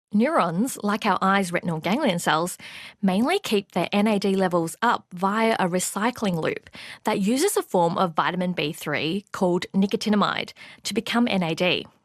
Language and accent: English; Australia; also born or lived in Melbourne; an Australian researcher studying a form of vitamin B three